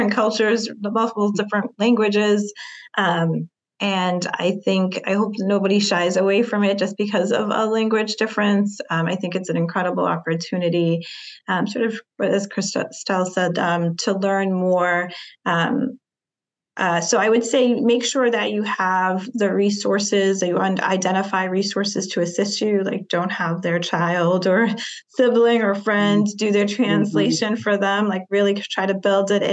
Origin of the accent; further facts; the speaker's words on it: North Shore, Massachusetts, United States; I grew up in the North Shore. And just thinking about the nuances of just living in like our small state of Massachusetts